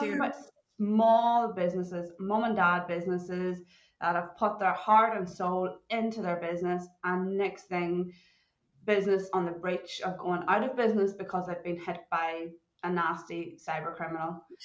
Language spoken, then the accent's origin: English; Ireland; moved away as an adult; now in Perth, Australia; growing up in Ireland, I didn't even know what a computer was